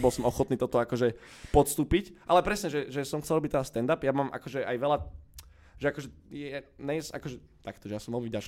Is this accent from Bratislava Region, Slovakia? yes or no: yes; Bratislava, Bratislava Region, Slovakia; also born or lived in London; Ja som z Petržalky, áno, no, born and raised